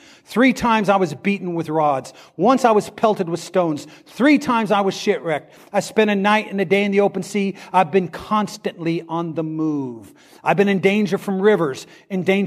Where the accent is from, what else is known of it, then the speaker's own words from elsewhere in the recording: Midwest, United States; I grew up in the Midwest and grew up around farmers